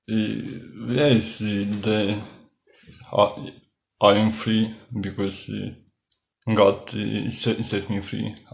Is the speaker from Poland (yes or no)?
yes; Poland; now in Amsterdam, Netherlands; Uh, I come from Poland and uh, I am living in Amsterdam.